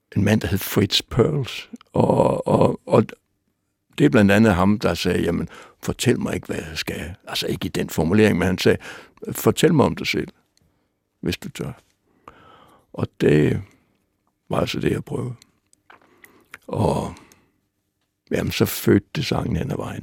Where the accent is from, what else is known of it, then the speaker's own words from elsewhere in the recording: Aalborg, North Denmark Region, Denmark; Jeg var dreng i Aalborg